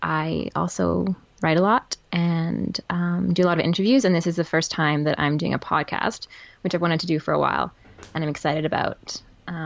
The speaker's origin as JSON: {"language": "English", "region": "Scotland", "country": "United Kingdom", "tie": "born or raised there", "moved": "yes", "lives_now": "Calgary, Canada", "said": "I was born in Scotland."}